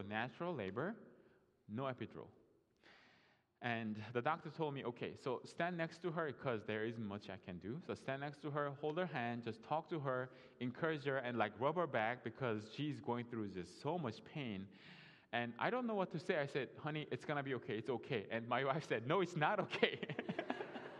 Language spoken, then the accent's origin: English; South Korea; English is a second language; moved away as an adult; now in United States